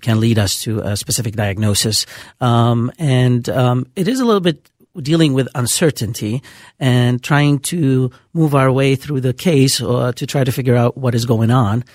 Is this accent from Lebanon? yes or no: yes; Beirut, Beirut Governorate, Lebanon; accent: Lebanese; moved away as an adult; also born or lived in Bemidji, Minnesota; now in Minneapolis, United States; I'm originally from Beirut, Lebanon